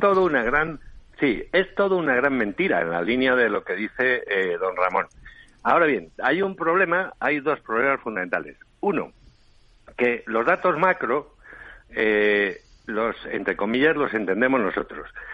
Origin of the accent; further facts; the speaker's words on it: Ávila, Castile and León, Spain; now in Madrid, Spain; Yo soy de Ávila, pero llevo viviendo en Madrid desde el 77